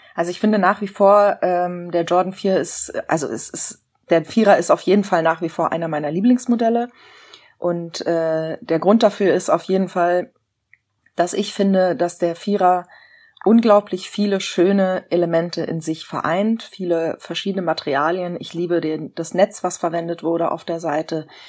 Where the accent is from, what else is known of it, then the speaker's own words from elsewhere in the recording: Berlin, Germany; ich bin tatsächlich in einem Teil von Berlin aufgewachsen